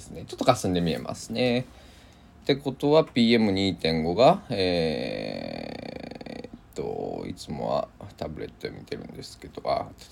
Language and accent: Japanese; Kochi, Japan; moved away; 僕でさえね高知生まれだから